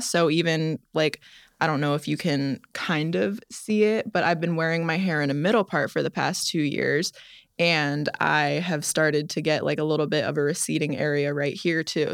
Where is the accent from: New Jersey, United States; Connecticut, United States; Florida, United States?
Florida, United States; I grew up in Florida